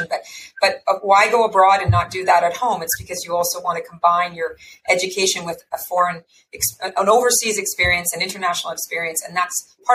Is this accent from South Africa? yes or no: no; Canada; As a Canadian who's been abroad